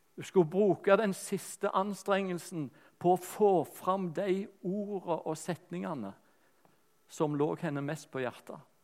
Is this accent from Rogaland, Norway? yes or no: yes; Rogaland, Norway; accent: Rogaland dialect; moved away; also born or lived in Lyngdal / Sørlandet / Bergen; dialekten er rogalandsk